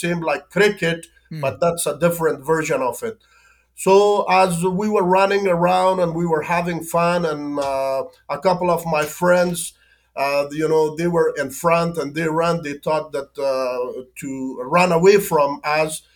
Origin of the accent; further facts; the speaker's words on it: Afghanistan; English is a second language; moved away as an adult; growing in Afghanistan was full of hardship, difficulties, hunger, famine